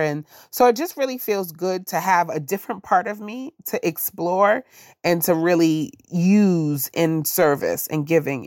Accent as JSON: {"language": "English", "region": "New York", "country": "United States", "tie": "born or raised there", "moved": "as an adult", "lives_now": "Silver Spring, United States", "said": "growing up in New York"}